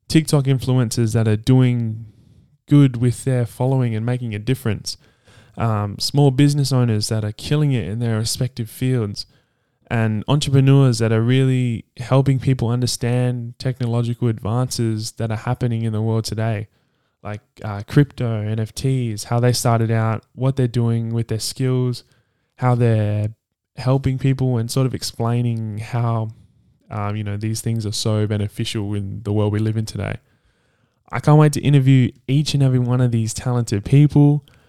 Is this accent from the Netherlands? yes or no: no; Perth, Western Australia, Australia; also born or lived in Sydney, New South Wales; Originally, uh, I was born in Sydney, uh, Randwick, and we moved Uh, my family and I moved here to Perth in two thousand eight when I was nine years old, and I've been here ever since.